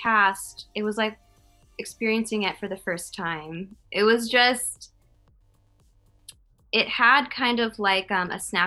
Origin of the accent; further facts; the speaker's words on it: Connecticut, United States; I'm from Connecticut